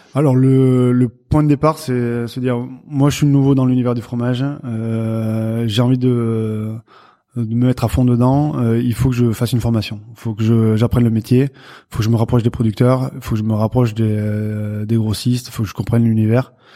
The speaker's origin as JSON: {"language": "French", "area": "Béarn, near Pau", "region": "Nouvelle-Aquitaine", "country": "France"}